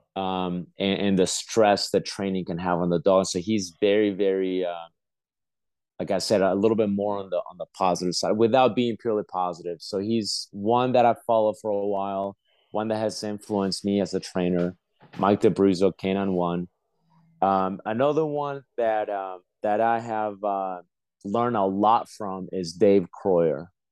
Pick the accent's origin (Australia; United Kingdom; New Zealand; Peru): Peru; moved away; I was born in Peru.